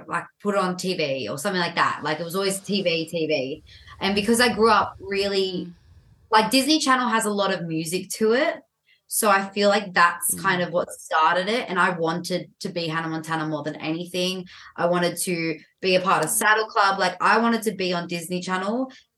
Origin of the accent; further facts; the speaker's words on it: Sydney, New South Wales, Australia; also born or lived in Dural; I'm from Sydney, Australia.